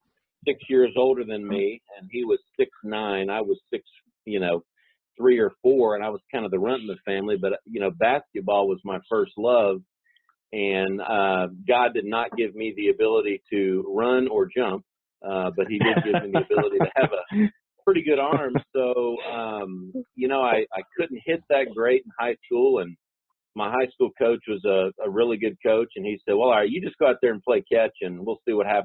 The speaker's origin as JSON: {"language": "English", "region": "Tennessee", "country": "United States", "tie": "born or raised there", "said": "as a kid, growing up in Tennessee"}